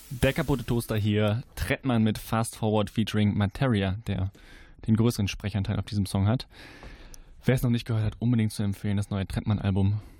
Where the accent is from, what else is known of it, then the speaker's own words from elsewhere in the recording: Leverkusen, North Rhine-Westphalia, Germany; ich komme aus Leverkusen.